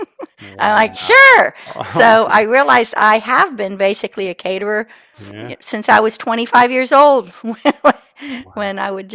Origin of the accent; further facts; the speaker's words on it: South Carolina, United States; I'm from South Carolina, in case you can't tell from my accent.